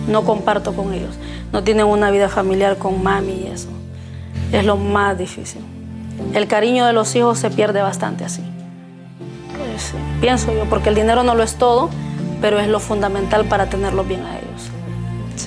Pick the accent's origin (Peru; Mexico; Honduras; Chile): Honduras; moved away as an adult; now in United States; no me identificaron nunca como hondureña siempre creían que era mexicana